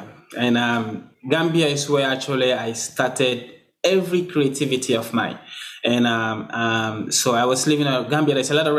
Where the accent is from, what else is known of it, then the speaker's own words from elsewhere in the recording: Sierra Leone; Even since day one, I come from Sierra Leone. It doesn't matter where I am, whether I'm the only black person here.